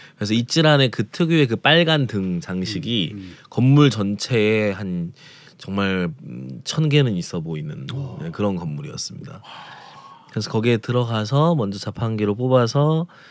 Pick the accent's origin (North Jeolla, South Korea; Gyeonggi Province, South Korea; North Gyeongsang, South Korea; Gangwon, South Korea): North Jeolla, South Korea; Jeonju; moved away; 저도 전주를 떠난 지가 오래돼서